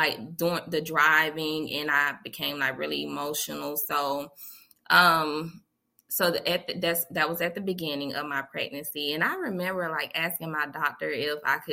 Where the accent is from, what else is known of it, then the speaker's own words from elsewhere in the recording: Montgomery, Alabama, United States; I am from Montgomery, Alabama, born and raised